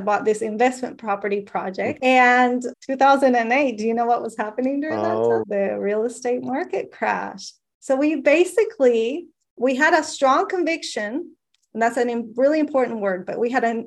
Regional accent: Venezuela; moved away; I'm from Venezuela. When I was young and the economy was so different in Venezuela

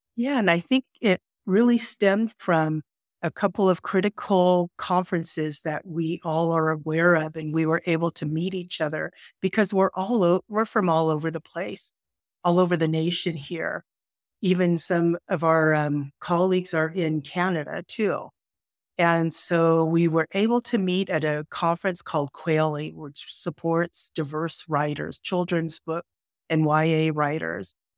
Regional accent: California, United States; I grew up in California.

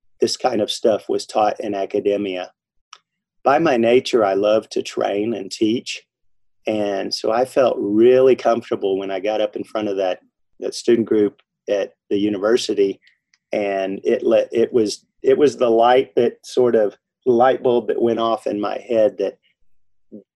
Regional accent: Arkansas, United States; now in Denver, United States; I'm originally from Arkansas, and every time I'd go back to that state

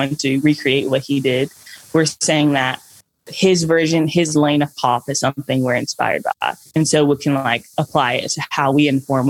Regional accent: Nashville, Tennessee, United States; all born and raised in Nashville.

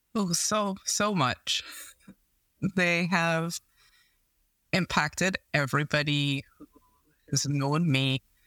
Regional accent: Trinidad & Tobago; I grew up in Trinidad and Tobago in the Caribbean

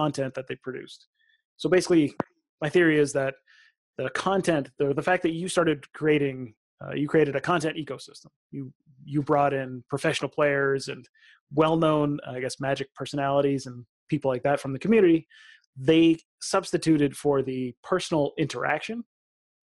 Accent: Canada; being Canadian

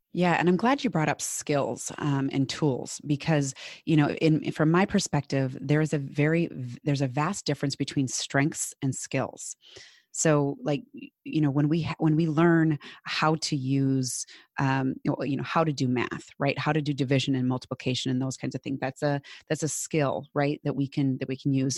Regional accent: Minnesota, United States; accent: Minnesotan; my very Minnesotan accent.

